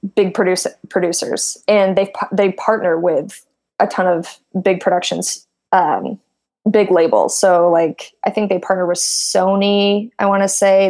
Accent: Midwest, United States; moved away as an adult; now in Silicon Valley, United States; I come from, I'm from the Midwest.

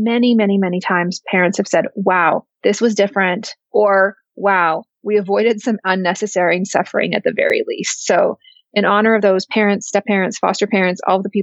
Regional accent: Canada; now in United States; I'm originally from Canada and now living, working, practicing in the United States.

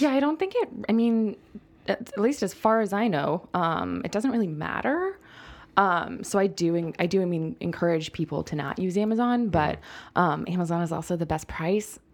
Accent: United States; I'm already an American writing about mezcal

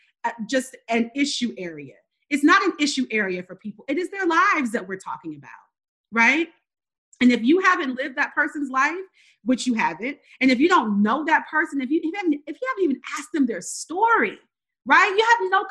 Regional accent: rural North Carolina, United States; now in Georgia, United States; I'm born and raised in the South, in the Bible Belt. I grew up in rural North Carolina and now live here in Georgia

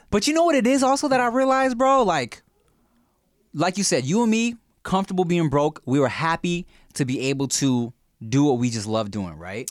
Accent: Long Beach, California, United States; also born or lived in Billings, Montana / Paramount, California; I've been in Long Beach and, uh, spent my, like, young adult life in Paramount from, like, high school upwards

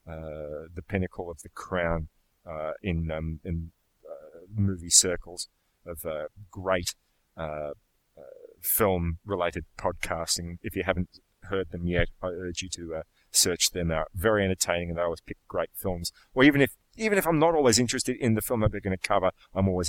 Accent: Melbourne, Victoria, Australia; my hometown of Melbourne

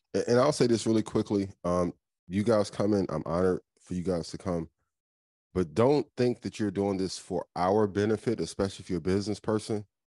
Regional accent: Indiana, United States; I'm from Indiana.

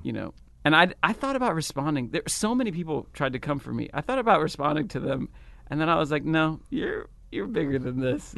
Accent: United States; still identify as American

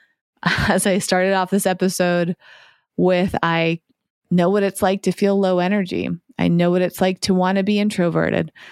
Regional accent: East Coast of the United States, United States; now in West Coast, United States; I grew up on the East Coast and I've been living on the West Coast

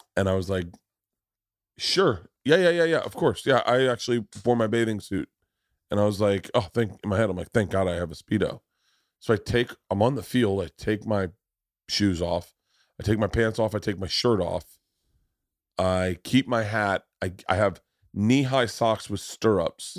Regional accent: Florida, United States; I grew up in Florida.

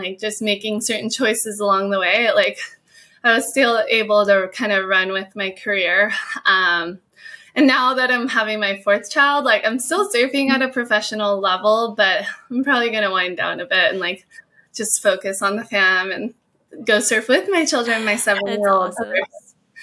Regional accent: Hawaii, United States; I was born and raised in Hawaii, and my whole family surfed

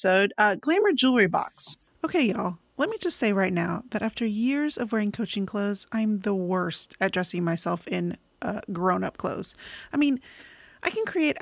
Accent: San Antonio, Texas, United States; I grew up in San Antonio, Texas.

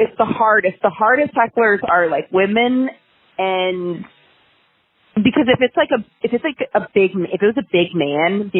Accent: Maine, United States; I'm from Maine

